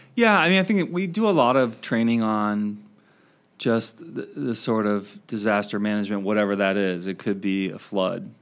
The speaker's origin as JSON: {"language": "English", "region": "Maryland", "country": "United States", "tie": "born or raised there", "also_born_or_lived": "Wisconsin", "moved": "as an adult", "lives_now": "Madison, United States", "said": "I grew up in Maryland and I came out to Wisconsin"}